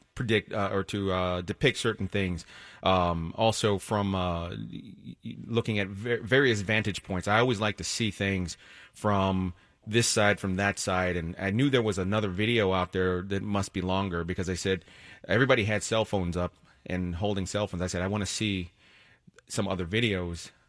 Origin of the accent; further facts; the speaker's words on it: Washington, District of Columbia, United States; now in Connecticut, United States; I'm actually from Washington, D C originally.